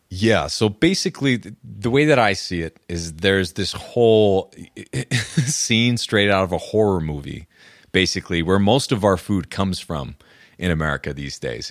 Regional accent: New Hampshire, United States; moved away as an adult; also born or lived in Austin, Texas; now in Colorado, United States; I'm from New Hampshire, middle of nowhere. And we, growing up, we'd eat venison

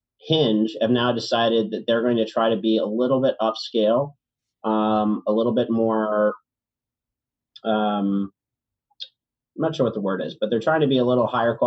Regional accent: Richmond, Virginia, United States; now in New York, United States; I'm from Richmond, Virginia.

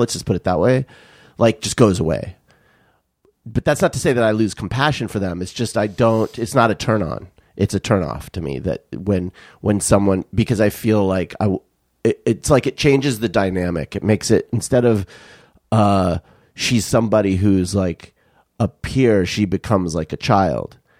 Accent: Tucson, Arizona, United States; growing up in Tucson

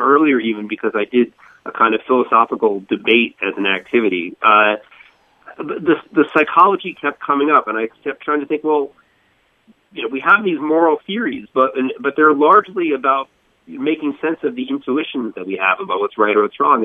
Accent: Boca Raton, Florida, United States; moved away as an adult; also born or lived in Northeast United States; I grew I grew up in in Florida. Um, in Boca Raton, went, went to school in, in Fort Lauderdale

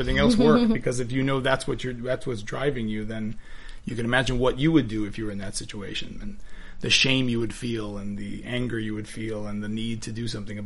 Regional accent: Miami, Florida, United States; I'm Cuban from Miami

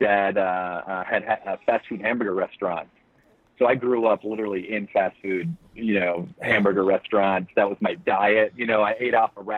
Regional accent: Flint, Michigan, United States; now in Florida, United States; I live in Florida now, but I grew up in Flint, Michigan

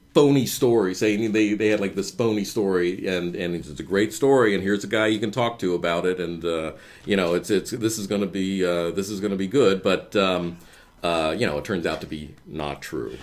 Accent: Cincinnati, Ohio, United States; moved away as an adult; also born or lived in Chicago; I grew up in Cincinnati

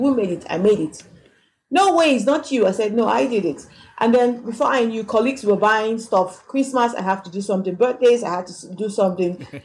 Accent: Port Harcourt, Rivers State, Nigeria; moved away as an adult; also born or lived in Lagos, Nigeria; now in Johannesburg, South Africa; I come from Port Harcourt in River State, and we in Nigeria

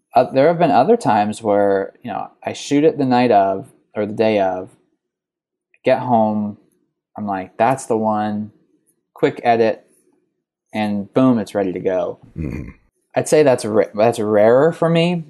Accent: New York, United States; moved away as an adult; also born or lived in Chicago / Cincinnati; I grew up right outside of New York City

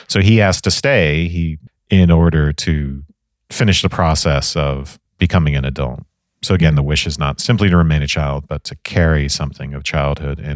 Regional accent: Ireland; the 80s growing up in Ireland

